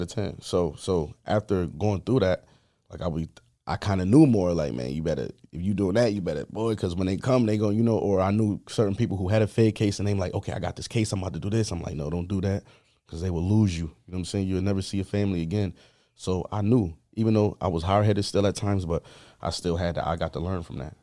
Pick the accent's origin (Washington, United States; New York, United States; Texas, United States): New York, United States; Buffalo; was born on Montana Avenue on the east side